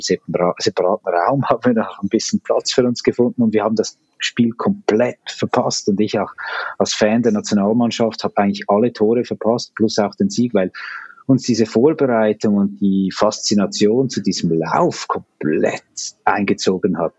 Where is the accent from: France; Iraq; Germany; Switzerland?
Switzerland; als Schweizer